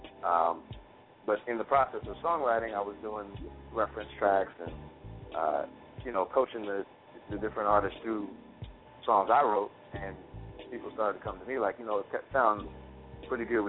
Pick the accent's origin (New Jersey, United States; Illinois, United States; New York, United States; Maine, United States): New Jersey, United States; Hackensack; right out of my hometown. And it's a good place, man. It's a good place to be and a lot of stuff happening in the area. So I'm proud